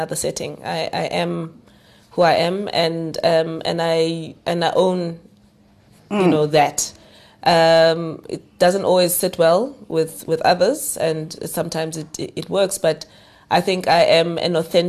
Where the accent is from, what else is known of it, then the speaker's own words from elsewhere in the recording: Umlazi, KwaZulu-Natal, South Africa; first language Zulu; English is a second language; I grew up in Umlazi in a home where I had two older sisters